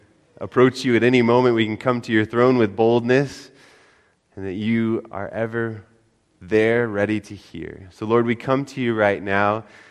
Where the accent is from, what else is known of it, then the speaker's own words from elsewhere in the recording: Denver, Colorado, United States; I was born in Denver, Colorado